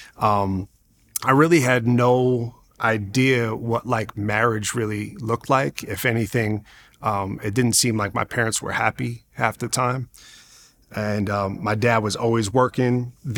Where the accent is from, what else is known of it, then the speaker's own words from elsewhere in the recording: Long Island, New York, United States; I grew up in Long Island, New York, and I grew up to really having a single mom.